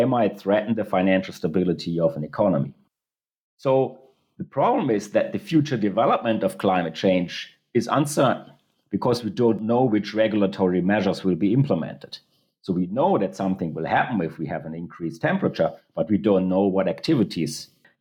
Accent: Germany; in Europe, where I'm coming from Germany

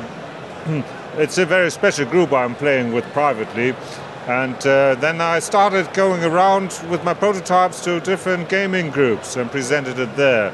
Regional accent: Hamburg, Germany; I was born in Hamburg, I live in Hamburg, and I will die in Hamburg

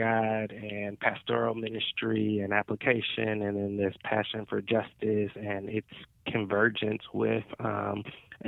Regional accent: Stone Mountain, Georgia, United States; also born or lived in Decatur, Georgia; I was born in Decatur, raised in Stone Mountain

